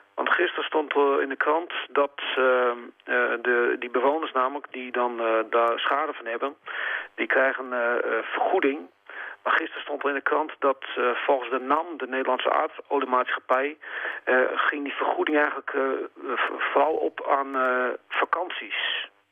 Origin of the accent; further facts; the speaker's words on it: Friesland, Netherlands; moved away as an adult; also born or lived in Groningen; Na mijn jeugd in Friesland vertrok ik naar Groningen.